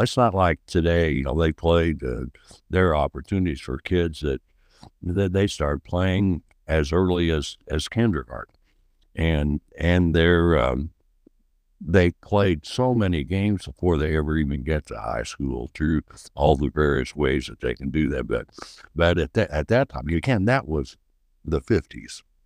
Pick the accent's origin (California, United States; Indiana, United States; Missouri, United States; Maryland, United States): Indiana, United States; Oakland City; I'm from, uh, Oakland City, Indiana. I, um, I've lived here much of my life.